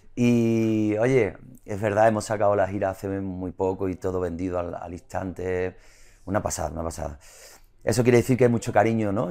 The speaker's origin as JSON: {"language": "Spanish", "town": "Isla Cristina", "region": "Andalusia", "country": "Spain", "tie": "born or raised there", "said": "La Cristina, que es mi pueblo, que es un pueblo de mar"}